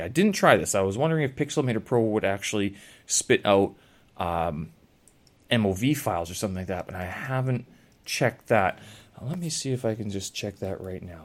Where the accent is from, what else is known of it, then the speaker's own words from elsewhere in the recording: Canada; moved away; I come from Canada. I had a lot of coldness when I was growing up